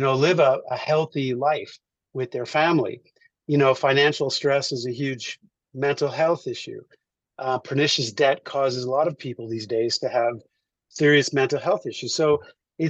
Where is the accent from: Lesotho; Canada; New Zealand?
Canada; Montreal, Quebec; I grew up in Montreal.